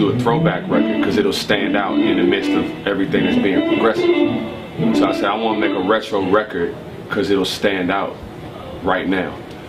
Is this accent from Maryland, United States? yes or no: yes; Prince George's County, Maryland, United States; where myself, I'm from Prince George's County, Maryland, which is the wealthiest concentration of the wealthiest African Americans in the United States. It's a rich black suburb.